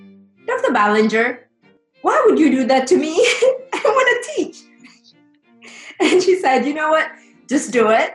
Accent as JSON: {"language": "English", "country": "Kenya", "tie": "born or raised there", "also_born_or_lived": "Alabama, United States", "moved": "as an adult", "lives_now": "New Orleans, United States", "said": "grew up in Kenya and went to high school and came to the U.S. post-secondary to study in college."}